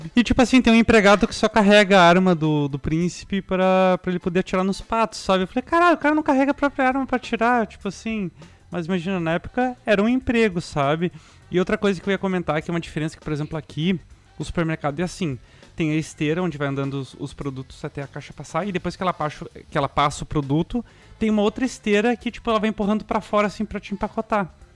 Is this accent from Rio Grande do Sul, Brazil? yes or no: yes; Canoas, Rio Grande do Sul, Brazil; moved away; eu vim de Canoas, né? Uma cidade que nem é capital uh, do Rio Grande do Sul.